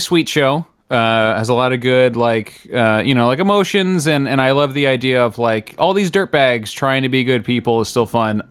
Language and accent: English; New Jersey, United States; I'm from New Jersey